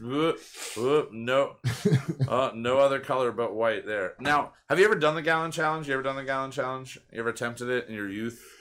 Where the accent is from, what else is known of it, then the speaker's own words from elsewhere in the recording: Pennsylvania, United States; growing up in Pennsylvania and the Pennsylvania Dutch influence everywhere